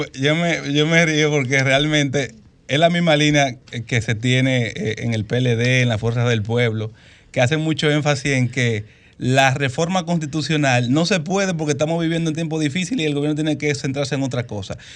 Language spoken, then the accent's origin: Spanish; Dominican Republic; como ciudadanos dominicanos